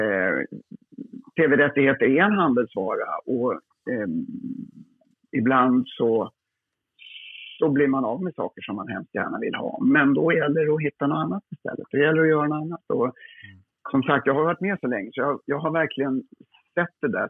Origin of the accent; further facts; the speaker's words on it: Lidingö, Stockholm County, Sweden; på Lidingö där jag är uppvuxen